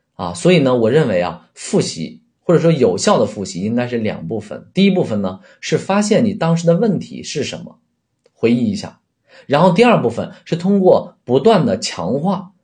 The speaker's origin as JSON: {"language": "Chinese", "country": "China", "said": "我们都是中国人，啊，都在说汉语"}